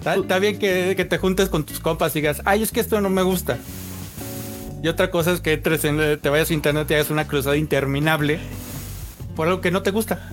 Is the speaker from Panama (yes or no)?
no; Mexico